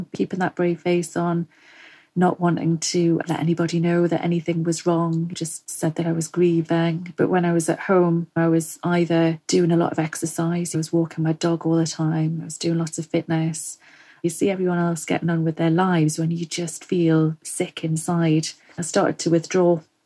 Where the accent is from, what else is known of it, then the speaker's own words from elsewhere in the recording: Northumberland, North East England, United Kingdom; moved away as an adult; now in Forest of Dean, United Kingdom; I'm originally from Northumberland